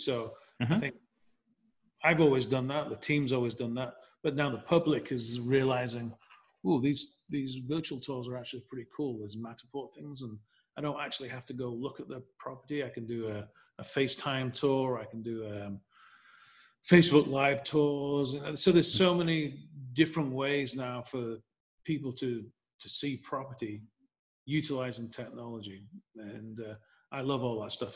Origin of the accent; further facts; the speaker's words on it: Leeds, Yorkshire and the Humber, United Kingdom; moved away as an adult; now in Nashville, United States; I'm from England, from Leeds. And um, long story short, as I m- moved to America in 1990